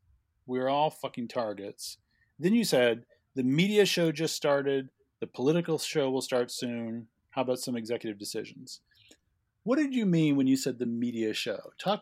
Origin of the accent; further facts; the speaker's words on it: El Paso, Texas, United States; My hometown, by the way.